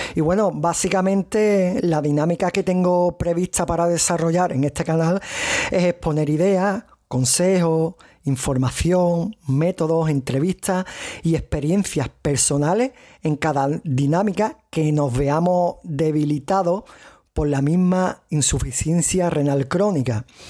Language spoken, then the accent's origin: Spanish; province of Cádiz, Andalusia, Spain; accent: strong Andalusian; soy español, andaluz, y de la provincia de Cádiz, como algunos podréis reconocer en el acento que tengo fuerte andaluz